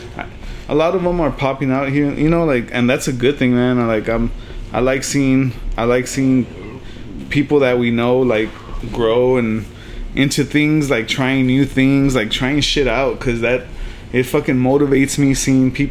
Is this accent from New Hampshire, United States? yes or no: no; Elsa, Texas, United States; also born or lived in California / Progreso, Texas / Weslaco, Texas; I'm originally from Cali, but I moved down here like when I was like 5, and, you know, I was in Progreso, I was in Weslaco, and I ended up in Elsa